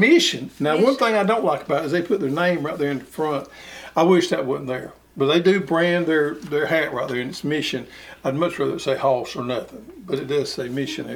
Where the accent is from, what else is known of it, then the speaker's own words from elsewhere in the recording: the South, United States; here in the South